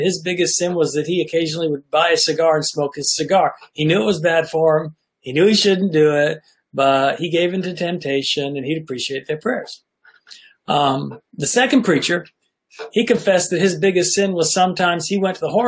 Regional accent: Nashville, Tennessee, United States; I grew up in Nashville, Tennessee

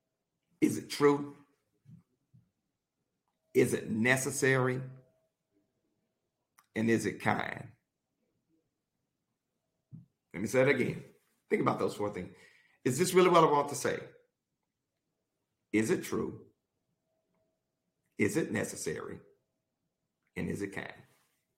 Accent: Mississippi, United States; I'm from Mississippi

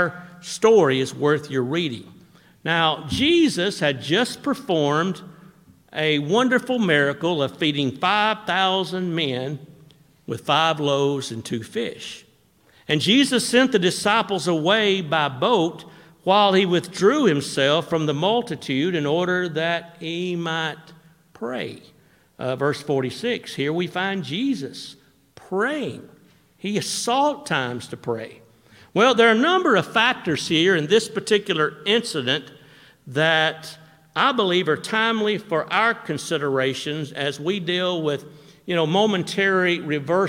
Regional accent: Florence, Alabama, United States; when I was growing up in Florence, we used to fish below Wilson Dam

